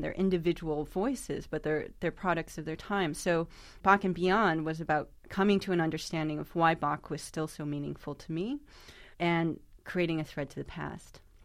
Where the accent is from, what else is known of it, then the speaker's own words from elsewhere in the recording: New York, United States; my hometown of New York